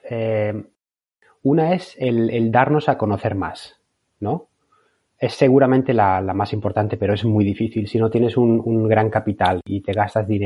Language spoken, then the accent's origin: Spanish; Valencian Community, Spain; moved away as an adult; now in Bologna, Italy; Pues tengo 37 años, soy valenciano, pero vivo desde hace más o menos 10 años en Bolonia, en Italia.